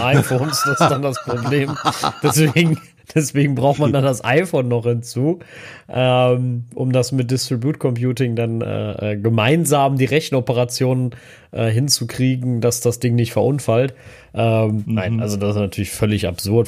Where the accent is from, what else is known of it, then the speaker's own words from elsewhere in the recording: Germany; als Deutscher